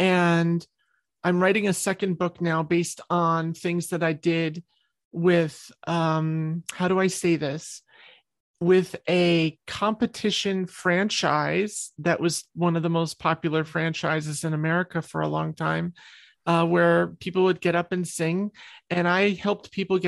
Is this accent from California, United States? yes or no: no; New York, United States; I'm a New York girl. I came from New York and I did most of my songwriting in New York.